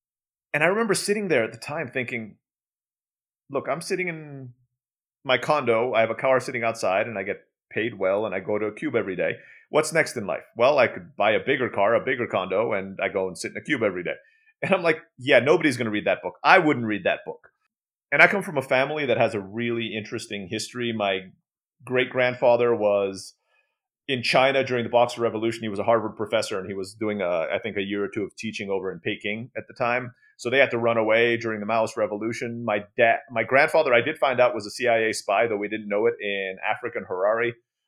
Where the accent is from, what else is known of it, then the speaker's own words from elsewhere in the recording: Istanbul, Turkey; first language Turkish; English is a second language; also born or lived in Philippines; now in Mexico; I was born in the Philippines. I grew up in Istanbul, Turkey.